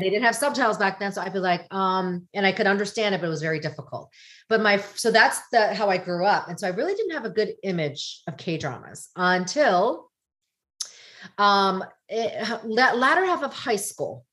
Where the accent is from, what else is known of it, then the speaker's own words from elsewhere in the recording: United States; I'm Korean American, did not like being Korean American. I wanted to be American.